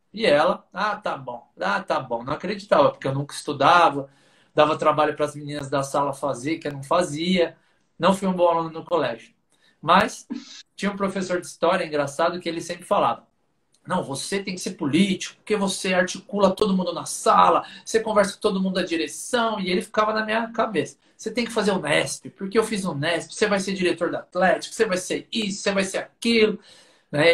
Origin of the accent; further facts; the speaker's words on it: São Paulo, Brazil; sempre que possível falo da minha do meu orgulho de ser lá de Pirituba, que é um bairro da periferia aqui de São Paulo